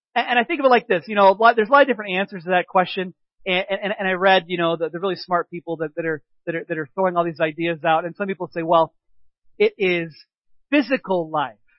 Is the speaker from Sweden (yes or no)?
no; Peoria, Illinois, United States; now in Three Lakes, United States; growing up in the Peoria area because they have a festival of lights there too